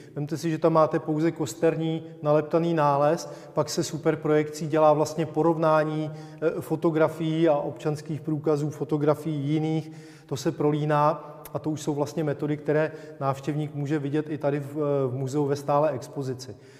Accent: Czechia; protože jsme Češi

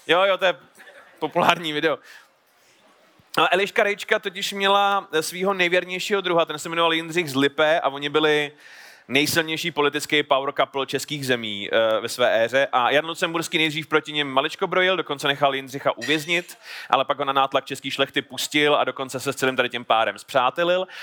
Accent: Horní Slavkov, Karlovy Vary Region, Czechia; já jsem z Horního Slavkova, což je městečko tady nedaleko

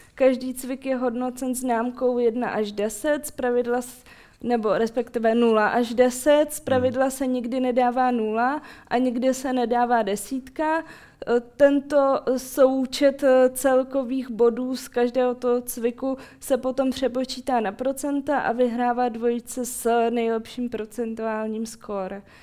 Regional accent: Ukraine; also born or lived in Moscow, Russia (birthplace); now in Czech Republic; já pocházím z Ukrajiny a moje rodiče také

